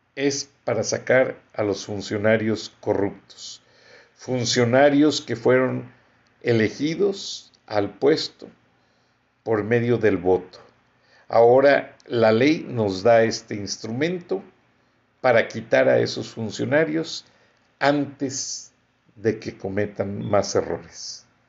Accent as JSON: {"language": "Spanish", "country": "Mexico", "said": "como persona, como mexicano, como profesionista"}